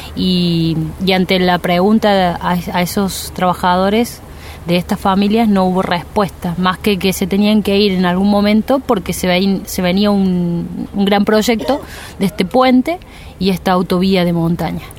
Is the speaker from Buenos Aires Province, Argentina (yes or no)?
no; Cosquín, Córdoba, Argentina; Yo soy de Cosquín